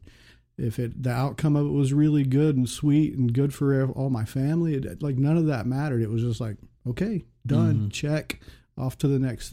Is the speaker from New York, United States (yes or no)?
no; Choctaw, Oklahoma, United States; I was born in Oklahoma City and then we moved to Choctaw in 1979 when I was in second grade.